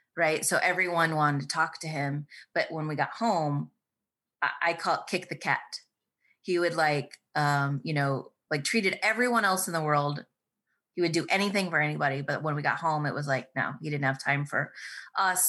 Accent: Baxter, Iowa, United States; I grew up on a farm in the middle of Iowa.

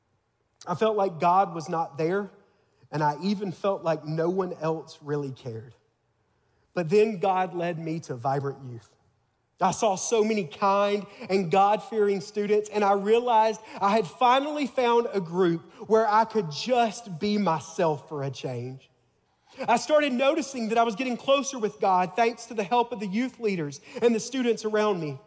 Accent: Tuscaloosa, Alabama, United States; I'm from Tuscaloosa, Alabama, home of the Crimson Tide.

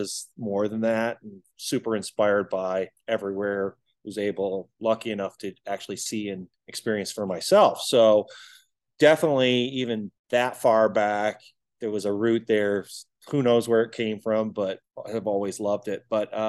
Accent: Detroit, Michigan, United States; now in Kansas City, United States; Originally grew up in Detroit. So I'm not a Kansas City native.

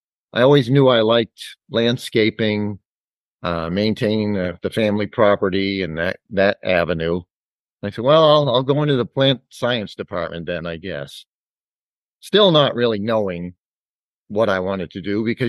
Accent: Dover, New Hampshire, United States; I'm actually a Dover native, still live in Dover. Went through the Dover school system

